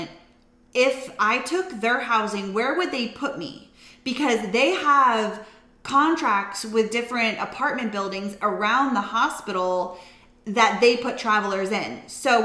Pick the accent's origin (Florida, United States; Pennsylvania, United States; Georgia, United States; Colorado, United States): Florida, United States; moved away; we're from Florida